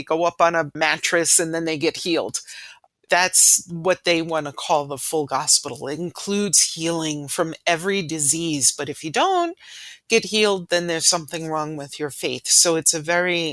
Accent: New York City, New York, United States; the church I grew up in Ridgewood, New York

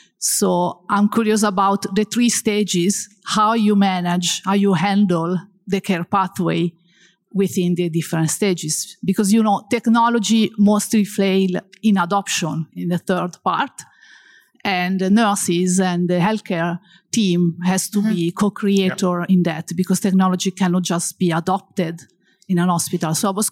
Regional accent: Italy; I'm from Italy.

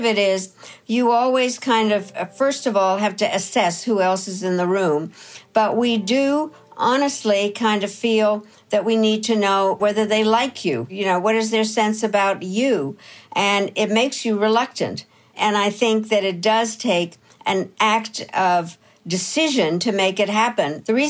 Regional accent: United States; So Canada, Philippines, Kazakhstan, Trinidad, Tobago, Jamaica, and Liechtenstein, and me. Being the American, I created a caucus

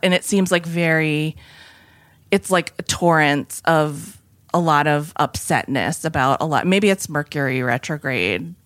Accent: New England, United States; I come from New England

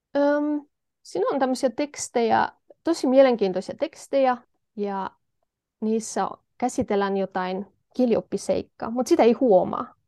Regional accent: Poland; Finnish is a second language; moved away as an adult; now in Tampere, Finland; mä oon kotoisin Puolasta ja ähm, olen oppinut Suomen aikuisiässä

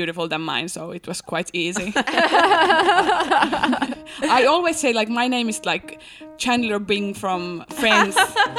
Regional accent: Helsinki, Uusimaa, Finland; English is a second language; I'm from Helsinki and I'm engaged to get married.

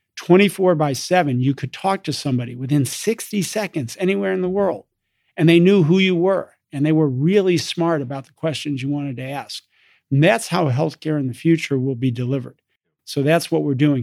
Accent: East Coast, United States; moved away as an adult; also born or lived in London, England / Oxford, England / Chicago, Illinois; I grew up in the East Coast

